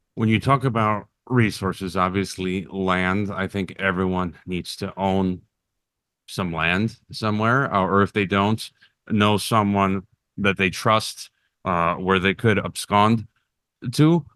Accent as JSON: {"language": "English", "town": "Chicago", "region": "Illinois", "country": "United States", "said": "I'm from Chicago"}